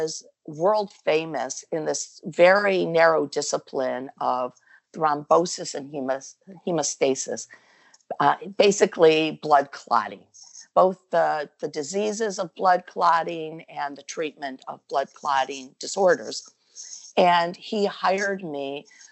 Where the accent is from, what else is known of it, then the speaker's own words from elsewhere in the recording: Cleveland, Ohio, United States; moved away as an adult; also born or lived in Philadelphia; I'm from Cleveland, Ohio, originally, a Buckeye